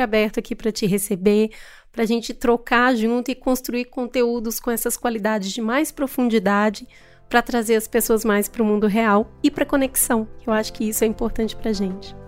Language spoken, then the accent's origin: Portuguese; Minas Gerais, Brazil; Eu, eu sou mineira e eu tenho muito orgulho de ser de Minas